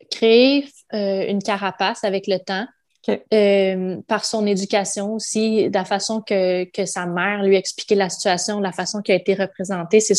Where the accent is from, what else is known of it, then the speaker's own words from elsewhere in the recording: Quebec, Canada; born there; je suis née au Québec, je suis québécois.